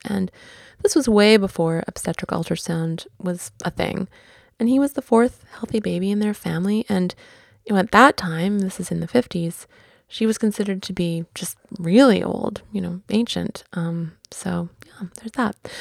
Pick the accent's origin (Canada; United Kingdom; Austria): Canada; Vancouver, British Columbia; Vancouver being my hometown